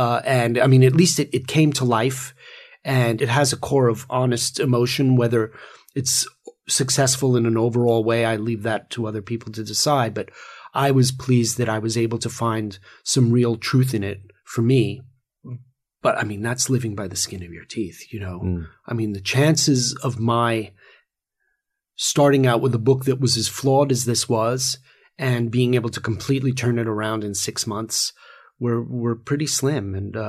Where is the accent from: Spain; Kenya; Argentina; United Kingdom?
United Kingdom; England; also born or lived in New York; I grew up – although I'm a New Yorker, I spent a lot of my childhood in England.